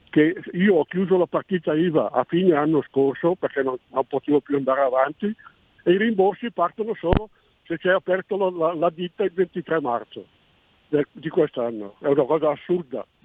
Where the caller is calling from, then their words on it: Brescia, Lombardy, Italy; Pronto? Buongiorno, siamo da Brescia.